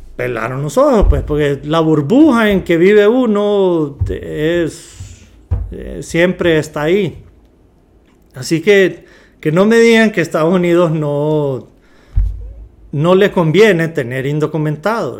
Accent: Honduras; somos de Honduras

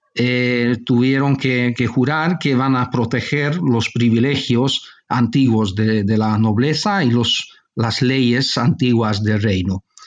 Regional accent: Budapest, Hungary; also born or lived in Barcelona, Spain; nací en España, en Barcelona. Mi padre es, es, eh, español, mejor decir catalán. pero yo cuando era niño, mis padres marcharon a vivir a Hungría y toda mi formación tuvo lugar en, en Hungría, en Budapest

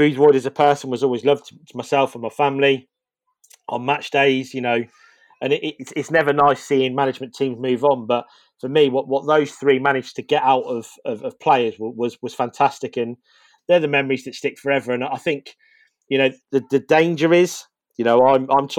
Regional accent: Northampton, East Midlands, United Kingdom; born or raised there

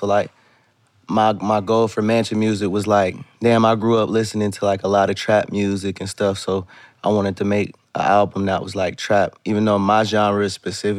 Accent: Canton, Ohio, United States; I come from Ohio. I'm from Canton, Ohio.

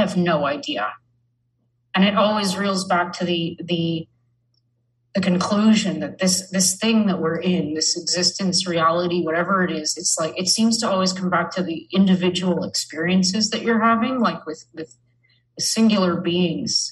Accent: Canada; I'm from Canada

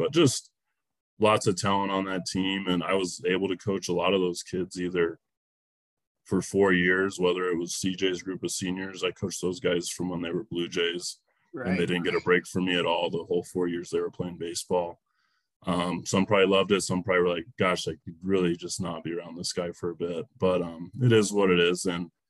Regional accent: Park City, Montana, United States; also born or lived in Laurel, Montana; I started off growing up in Park City, and then my parents moved to Laurel when I was in eighth grade

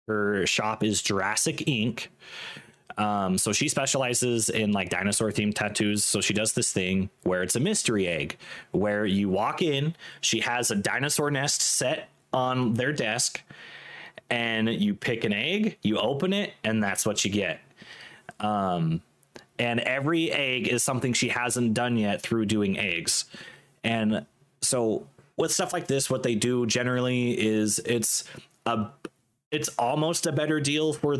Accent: Washington, United States; moved away; I'm from Washington State. So Pacific Northwest, very rainy

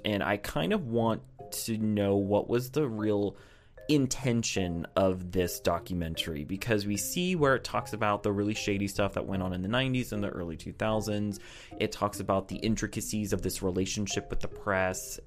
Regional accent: United States; I'm just an American

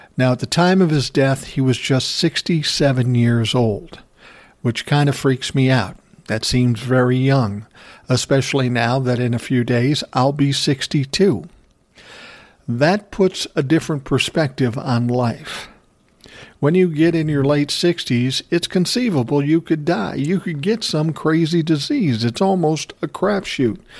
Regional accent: Minnesota, United States; my home state, Minnesota

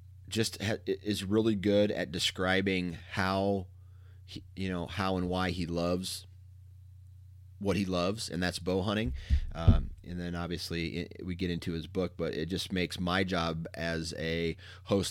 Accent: Mount Pleasant, Iowa, United States; I'm from Mount Pleasant, Iowa originally

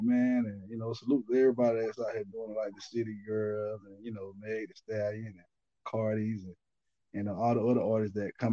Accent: Albany, Georgia, United States; moved away as an adult; now in Atlanta, United States; I'm from Albany. I was born in Albany, Georgia.

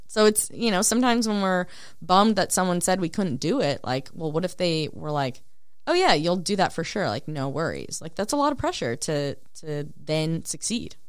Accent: Spicer, Minnesota, United States; my hometown's a thousand people.

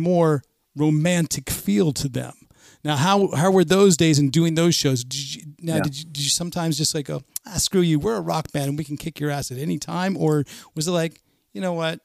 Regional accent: the Bay Area, Northern California, United States; I grew up in Northern California

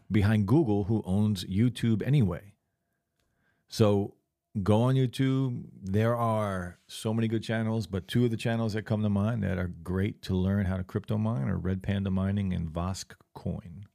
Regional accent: Lakewood, United States; growing up in Lakewood

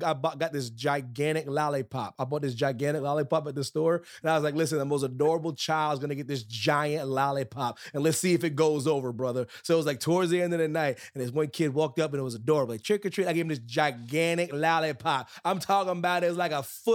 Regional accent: Pennsylvania, United States; my hometown of Pennsylvania

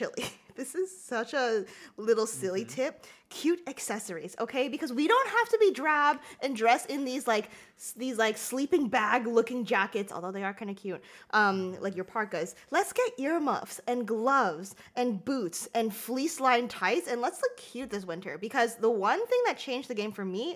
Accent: Rhode Island, United States; moved away; I went to Rhode Island to see my family. That's where I grew up

